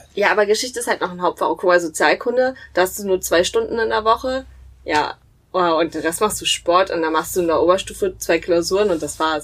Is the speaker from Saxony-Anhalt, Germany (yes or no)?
yes; Halle, Saxony-Anhalt, Germany; 24, ich komme aus Halle